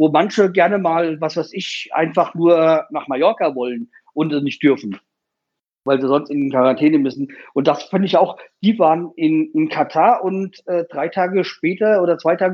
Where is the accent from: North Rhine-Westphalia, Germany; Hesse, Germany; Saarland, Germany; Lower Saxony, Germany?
Hesse, Germany; Hanau; ich meine, ich komme ja aus Hanau und deswegen, wir hatten ja letztes Jahr halt diese, diese scheiß Attentat da gehabt